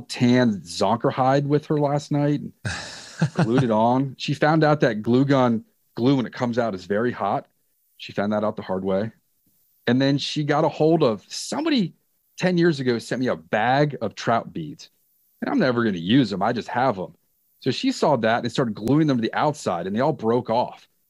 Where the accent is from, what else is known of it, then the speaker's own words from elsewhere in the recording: Reston, Virginia, United States; in Northern Virginia, where I grew up in Reston